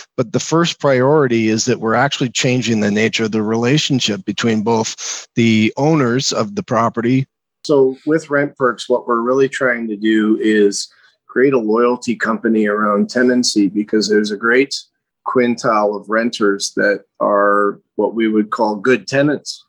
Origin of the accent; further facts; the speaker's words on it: Toronto, Ontario, Canada; moved away as an adult; now in Calgary, Canada; I grew up in Ontario in the Toronto area.